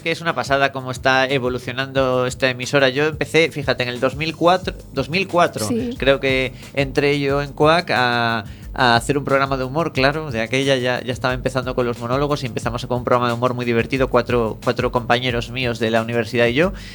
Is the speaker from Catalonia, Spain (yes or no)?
no; Galicia, Spain; los gallegos, los cómicos gallegos como yo